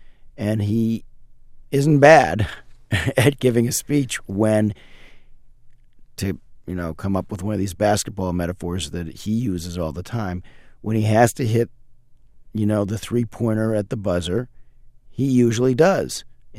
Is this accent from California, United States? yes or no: no; Chicago, Illinois, United States; And I'm from Chicago